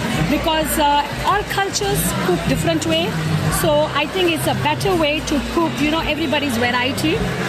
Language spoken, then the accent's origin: English; Gujarat, India; moved away; We come from India, especially based from the Gujarat